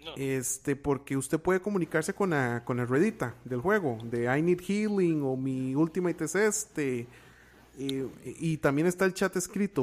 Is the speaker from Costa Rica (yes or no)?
yes; Costa Rica